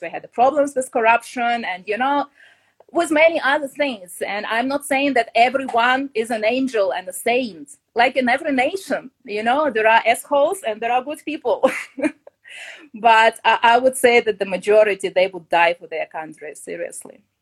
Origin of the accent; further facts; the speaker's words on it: Kyiv, Ukraine; moved away as an adult; I come from Kiev. I was born there and I lived all my life before I started my trip.